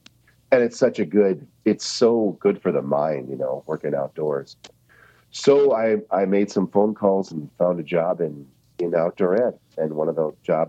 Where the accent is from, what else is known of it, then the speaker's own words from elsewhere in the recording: Corcoran, Minnesota, United States; also born or lived in Mankato, Minnesota; now in Hudson, United States; I went to college in Mankato. I grew up in Corcoran, Minnesota.